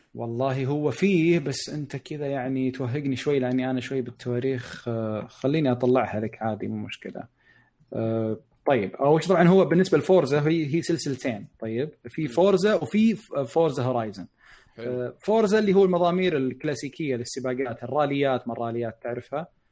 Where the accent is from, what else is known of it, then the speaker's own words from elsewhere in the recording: Saudi Arabia; عندنا بالشرقيه او بالرياض